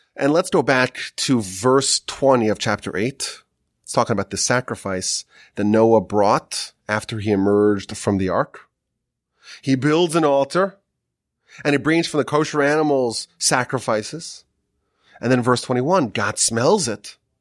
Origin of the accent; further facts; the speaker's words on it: Northeast, United States; moved away; growing up in the Northeast